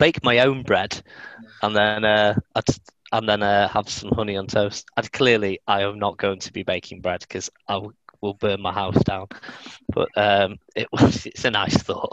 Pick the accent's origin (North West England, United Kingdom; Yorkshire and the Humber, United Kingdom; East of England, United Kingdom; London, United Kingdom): North West England, United Kingdom; Manchester; also born or lived in Stretford; I was from Manchester